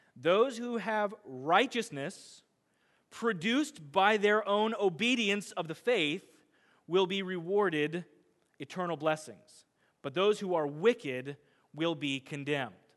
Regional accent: Midwest, United States; I'm a Midwesterner

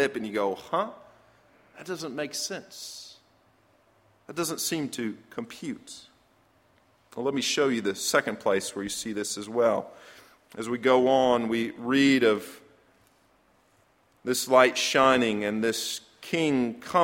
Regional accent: Iowa, United States; moved away; I was born in Iowa

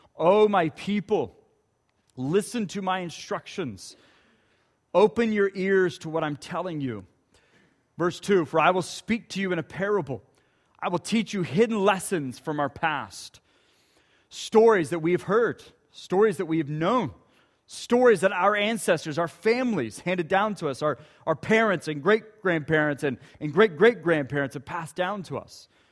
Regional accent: Ponca City, Oklahoma, United States; moved away; just north of Ponca City, where my hometown is

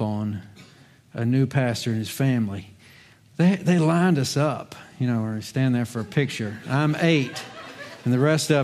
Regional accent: Virginia, United States; moved away as an adult; also born or lived in Charlotte, North Carolina; I was 8, that's the age of our youngest, when Dad received a call to ministry in Virginia

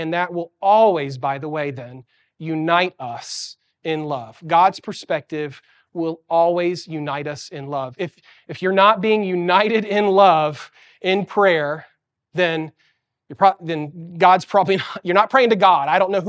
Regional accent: Santiago, Santiago Metropolitan Region, Chile; moved away; As a kid, I grew up in Chile, South America, in Santiago. And the city of Santiago is a really big city.

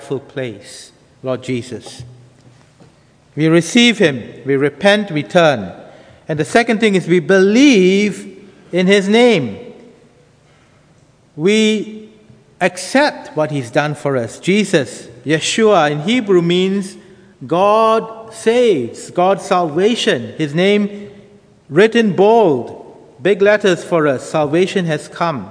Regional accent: Singapore; moved away as an adult; also born or lived in United Kingdom; now in Bangkok, Thailand; I grew up in Singapore, and a family going to church, a local Anglican church

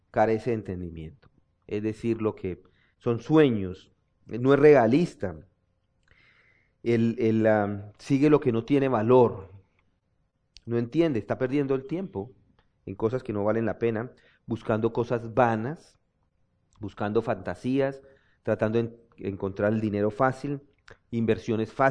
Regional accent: Zapatoca, Santander, Colombia; de mi pueblo, dicen que son los de Zapatoca, que es una ciudad también, que son codo.

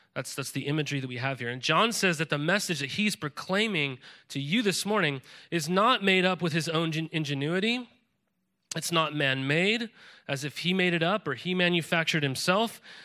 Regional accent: Montana, United States; moved away as an adult; also born or lived in California; now in Willamette Valley, Oregon, United States; I grew up in Montana, and I would go fly fishing the Missouri River often

